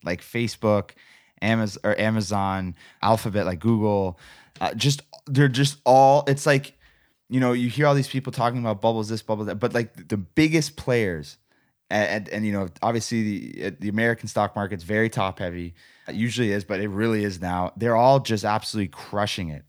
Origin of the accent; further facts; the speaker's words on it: Canada; I love being a Canadian. I love this country.